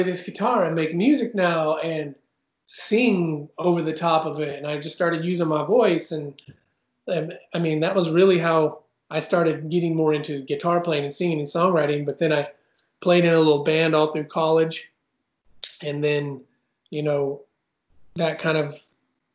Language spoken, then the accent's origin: English; Oregon, United States; moved away as an adult; also born or lived in Idaho; now in Nashville, United States; I'm from Oregon. Yeah, born and raised in Oregon